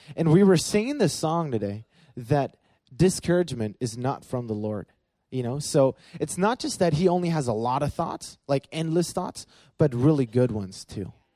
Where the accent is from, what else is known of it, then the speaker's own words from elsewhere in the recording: Berlin, Germany; I grew up in Berlin, Germany